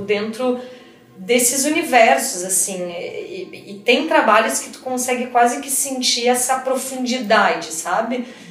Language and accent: Portuguese; Porto Alegre, Rio Grande do Sul, Brazil; moved away as an adult; now in São Paulo, Brazil; comecei a estudar em Porto Alegre, no Rio Grande do Sul, que é de onde eu venho, né, minha cidade